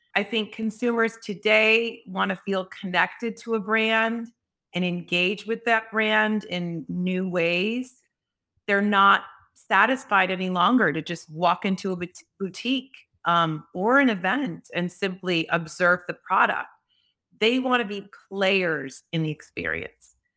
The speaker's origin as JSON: {"language": "English", "town": "Chicago", "region": "Illinois", "country": "United States", "said": "I actually started at age fifteen, I'm from Chicago, working on the floor of the Mercantile Exchange"}